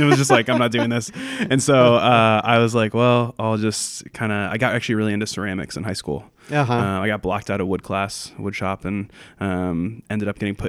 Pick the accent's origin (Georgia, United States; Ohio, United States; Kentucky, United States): Ohio, United States; Columbus; also born or lived in Chicago; I'm from Columbus, Ohio originally.